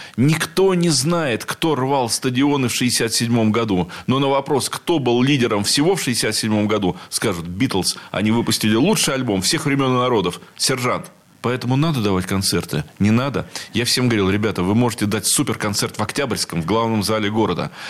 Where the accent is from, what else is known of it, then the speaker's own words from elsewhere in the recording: Saint Petersburg, Russia; Я петербуржец, я уже сказал, в четвертом колене